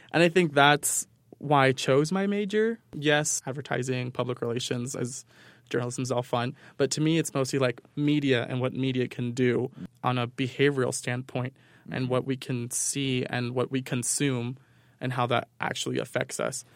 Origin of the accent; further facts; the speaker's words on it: New York, United States; moved away; growing up in New York